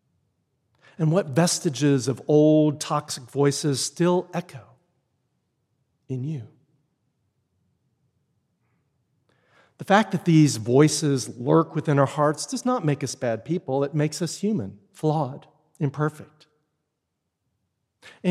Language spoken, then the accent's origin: English; Texas, United States; moved away; I grew up in Texas, and while I had many, many blessed experiences there and it's a wonderful place to grow up